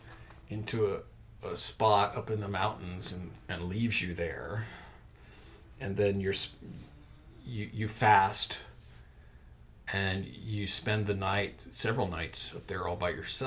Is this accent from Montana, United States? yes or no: yes; Montana, United States; moved away; the mountains of Montana, which is my home state